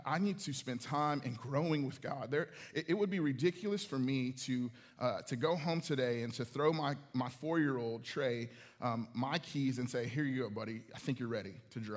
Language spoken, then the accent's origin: English; Houston, Texas, United States; this small church that I grew up in Houston